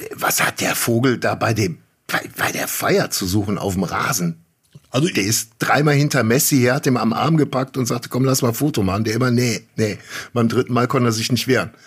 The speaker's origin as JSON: {"language": "German", "country": "Germany", "said": "als Deutsche"}